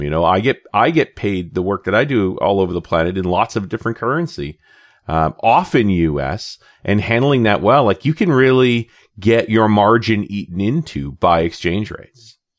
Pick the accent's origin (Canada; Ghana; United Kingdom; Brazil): Canada; being the Canadian in the room